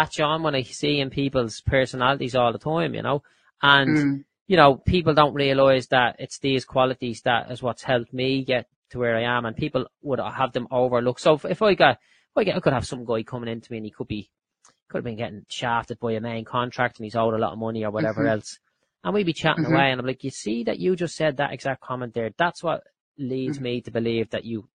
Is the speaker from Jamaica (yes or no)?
no; Dublin, Leinster, Ireland; I grew up in Clondalkin